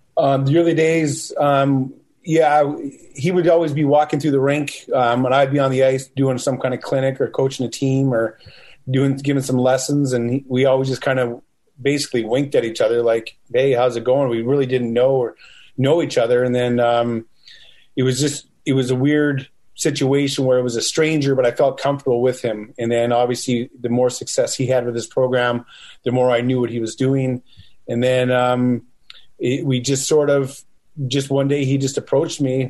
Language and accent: English; Western Canada, Canada; also born or lived in Eau Claire, Wisconsin; I'm from Western Canada